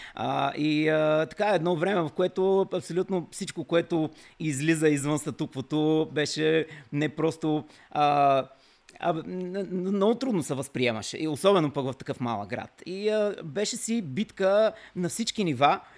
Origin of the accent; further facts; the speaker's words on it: Kavarna, Dobrich Province, Bulgaria; съм роден в Каварна